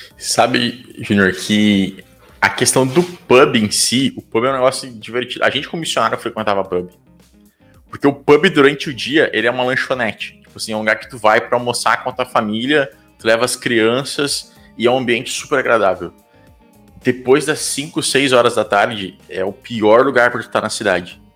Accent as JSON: {"language": "Portuguese", "country": "Brazil", "also_born_or_lived": "United Kingdom", "said": "como brasileiro"}